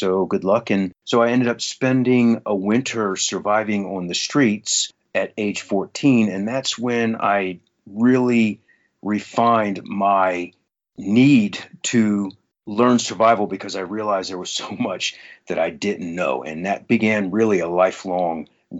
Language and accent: English; Virginia, United States; also born or lived in Kentucky / Southeast US; I was born in Kentucky. I grew up all around the Southeast as an Army brat, primarily in Virginia, actually.